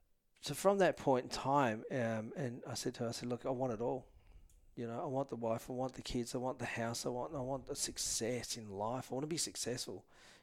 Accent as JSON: {"language": "English", "town": "Perth", "region": "Western Australia", "country": "Australia", "said": "and I was from Perth and Jewish group"}